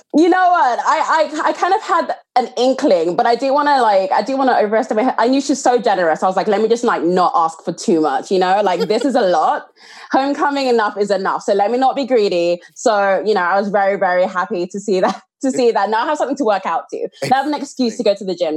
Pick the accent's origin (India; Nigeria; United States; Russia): Nigeria; as a Nigerian woman